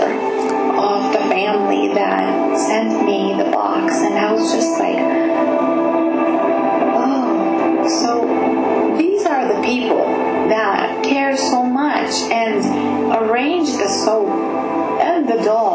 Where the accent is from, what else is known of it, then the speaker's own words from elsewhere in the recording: Romania; I was born in Kupeni in Romania.